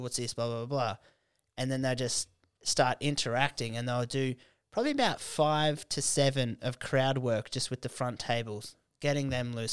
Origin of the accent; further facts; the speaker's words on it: Canberra, Australian Capital Territory, Australia; moved away; Canberra, it's a f, like, that's my hometown